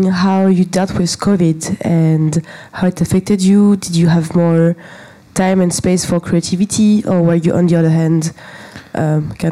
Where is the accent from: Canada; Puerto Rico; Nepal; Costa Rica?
Costa Rica; Hey, Amelia, I'm from Costa Rica.